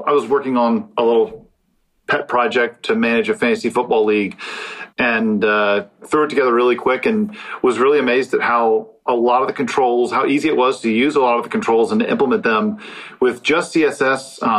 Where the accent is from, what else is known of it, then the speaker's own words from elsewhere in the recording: Florida, United States; I'm from Florida